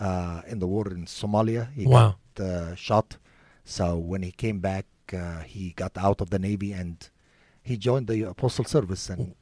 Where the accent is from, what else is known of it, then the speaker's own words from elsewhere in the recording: Egypt; now in United States; Originally, I came from Egypt.